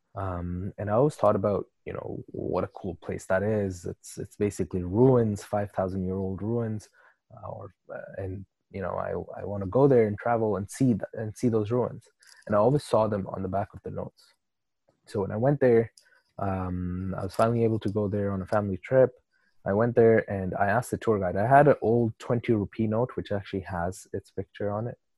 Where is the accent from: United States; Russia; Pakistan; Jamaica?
Pakistan; moved away; also born or lived in Canada; I'm from Pakistan